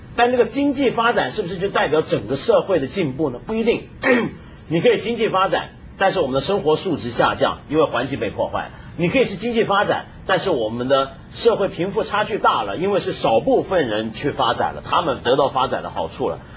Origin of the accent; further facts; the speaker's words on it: China; 我们中国人厨房不都是用抹布吗